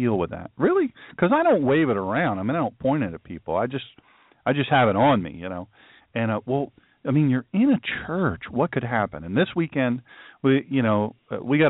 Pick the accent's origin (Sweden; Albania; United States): United States; Sussex County, Delaware; I grew up in Sussex County, Delaware, you know, it's country, and I'm a country fella.